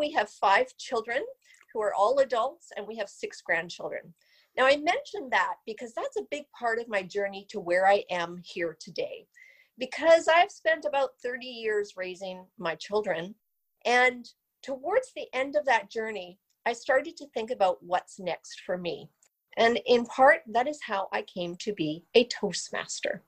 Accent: Vancouver, British Columbia, Canada; I am from the outskirts of Vancouver, British Columbia. I was born and raised here, and I am truly a Canadian.

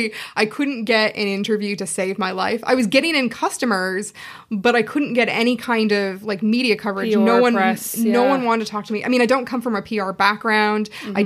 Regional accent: Seattle, Washington, United States; moved away as an adult; now in Dublin, Ireland; I'm from Seattle originally, but I've been living...

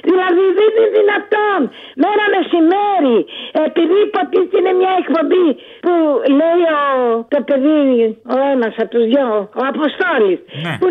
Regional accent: Athens, Attica, Greece; Ναι, εγώ είμαι Αθηναία. Δεν πειράζει. Τι να κάνω. Δεν έχω χωριό δυστυχώ.

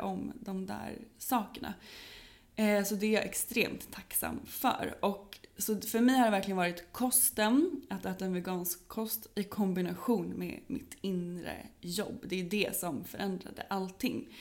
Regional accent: Norrköping, Östergötland, Sweden; now in Stockholm, Sweden; där jag bodde, jag kommer från Norrköping

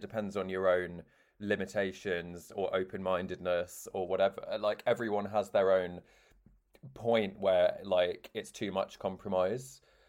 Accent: Devon, South West England, United Kingdom; because Chris grew up in London and I grew up in Devon.

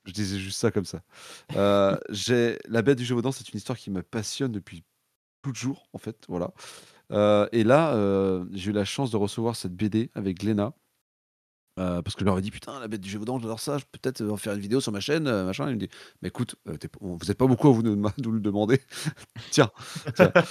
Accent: Nantes, Pays de la Loire, France; je suis de Nantes.

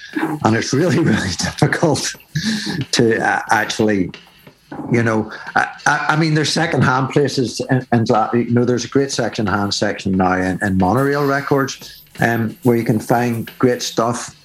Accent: Belfast, Northern Ireland, United Kingdom; moved away as an adult; now in Glasgow, United Kingdom; I came here from Belfast in Northern Ireland when I was about 20 years old.

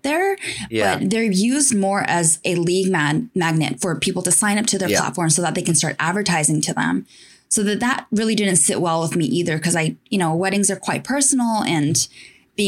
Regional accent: Tokyo, Japan; also born or lived in United States; So I was born and raised in Tokyo, Japan. I grew up here.

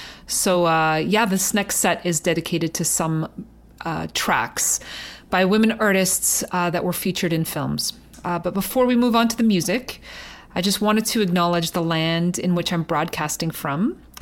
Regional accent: Canada; I was born in Canada, but my family is from the Azores, Portugal.

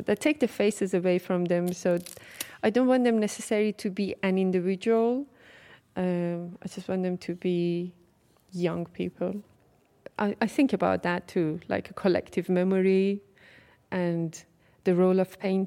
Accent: Tehran, Tehran Province, Iran; moved away as an adult; now in United Kingdom; I'm from Tehran, and I have been living in the United Kingdom for 14, 15 years now

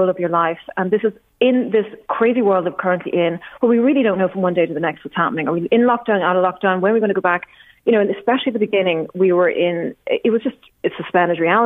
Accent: Dundalk, Leinster, Ireland; I grew up in Dundalk as well, between the ages of sort of 11 and 18 or 20 or so.

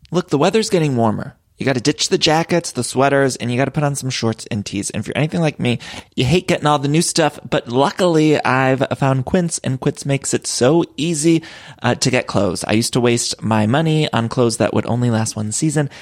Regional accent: Ohio, United States; As a fellow Ohioan myself

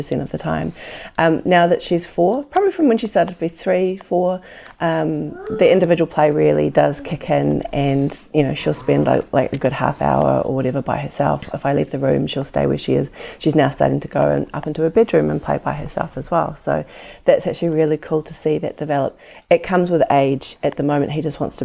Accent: New Zealand; I'm from New Zealand

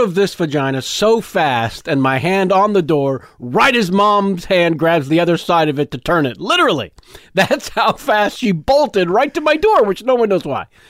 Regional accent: San Jose, California, United States; also born or lived in San Francisco; I grew up, uh, I was born in the city. Uh, family moved to the promise of the suburbs of San Jose, an hour south

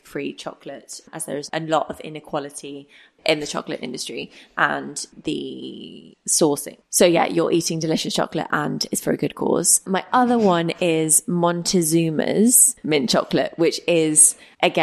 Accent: United Kingdom; as a Brit

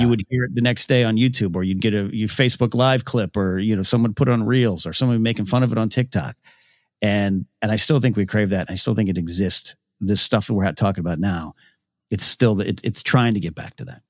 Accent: Central Coast, California, United States; moved away; in my hometown, but it was Central Coast Film Society

